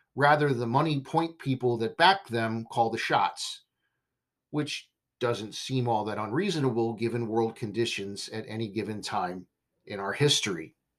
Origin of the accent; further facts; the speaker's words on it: Southern California, United States; now in Texas, United States; I was raised in Southern California. That's my heart and my home